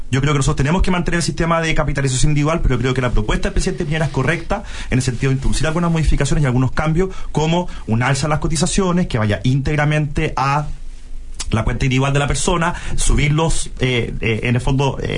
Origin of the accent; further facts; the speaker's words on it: Chile; Todos los chilenos lo sabemos.